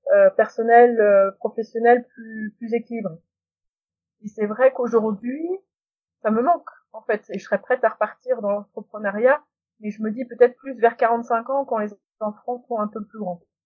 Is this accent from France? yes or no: yes; North Finistère, small village near Saint-Pol-de-Léon, Brittany, France; also born or lived in United States; je suis du Finistère Nord et j'ai eu de la chance d'avoir des Irlandais et des Irlandaises qui passaient dans les écoles quand j'étais en grande section et en CP